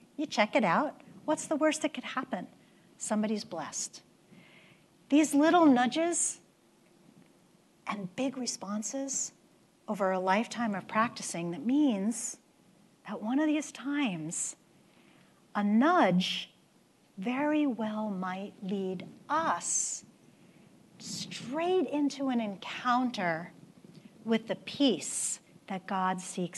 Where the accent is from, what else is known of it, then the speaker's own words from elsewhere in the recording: New York, United States; moved away; I'm from New York